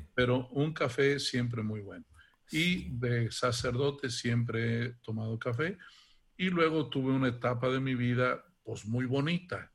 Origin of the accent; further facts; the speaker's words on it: Santa Catarina, Guanajuato, Mexico; moved away as an adult; also born or lived in Italy; de niño, em, yo soy de un pueblecito de Guanajuato que se llama Santa Catarina